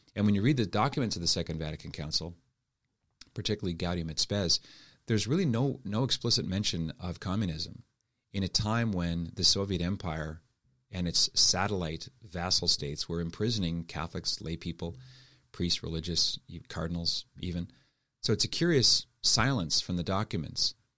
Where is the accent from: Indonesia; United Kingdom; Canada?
Canada; Halifax, Nova Scotia; moved away as an adult; also born or lived in Montreal / Toronto / Ottawa / Steubenville; I was born and raised in Halifax